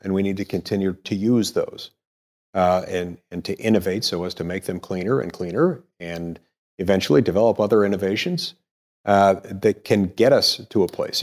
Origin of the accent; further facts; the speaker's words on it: Utah, United States; also born or lived in McLean, Virginia; I grew up in Utah